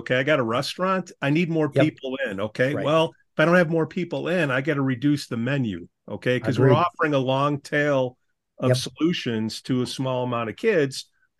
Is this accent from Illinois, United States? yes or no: yes; Chicago, Illinois, United States; I come from Lane Tech.